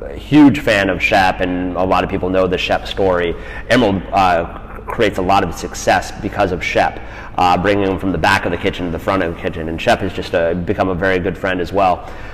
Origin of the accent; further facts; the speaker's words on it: Boulder, Colorado, United States; moved away; I'm born and raised in Colorado.